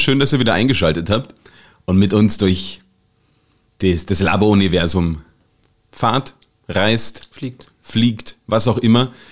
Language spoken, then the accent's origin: German; Saxony-Anhalt, Germany; now in Austria; in Deutschland, wo ich herkomme, aus dem schönen Sachsen-Anhalt